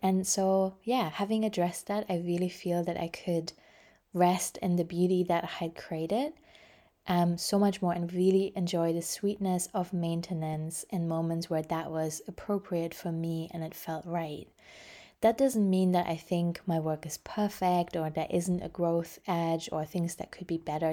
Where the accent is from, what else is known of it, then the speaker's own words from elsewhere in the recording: Germany; I grew up in Germany